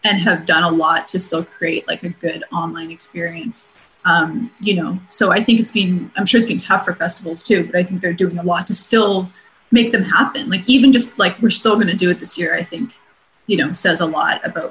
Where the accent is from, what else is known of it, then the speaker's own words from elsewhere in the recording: Vancouver, British Columbia, Canada; moved away; I'm originally from Vancouver, so a lot of my family's in Vancouver